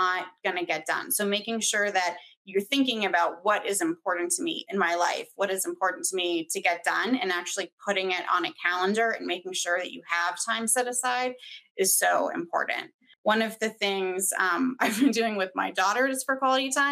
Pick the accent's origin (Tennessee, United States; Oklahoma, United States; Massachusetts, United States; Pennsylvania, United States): Massachusetts, United States; near Boston, MA, East Coast; moved away as an adult; also born or lived in Washington, District of Columbia, United States; now in Denver, United States; I grew up on the East Coast where school goes to end of June